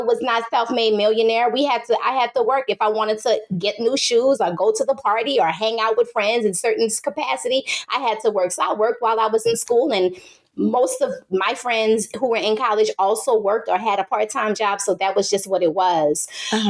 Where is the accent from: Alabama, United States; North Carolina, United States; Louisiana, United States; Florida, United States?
Louisiana, United States; New Orleans; I hail from the great city of New Orleans, Louisiana